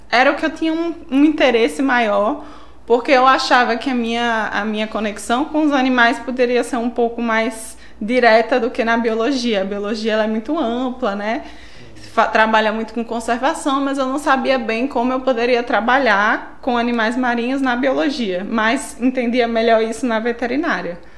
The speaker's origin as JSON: {"language": "Portuguese", "region": "São Paulo", "country": "Brazil", "moved": "yes", "lives_now": "Natal, Brazil", "said": "É, sou de São Paulo, né? Nasci lá, mas já sou quase uma potiguaca, já moro aqui há 21 anos, então já praticamente uma nordestina, já o sotaque já é nordestino, né?"}